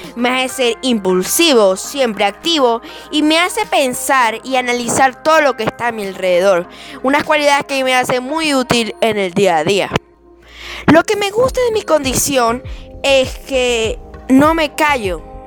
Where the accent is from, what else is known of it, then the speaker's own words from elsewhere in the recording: Puerto Ordaz, Bolívar, Venezuela; nací en Puerto Ordaz, en Venezuela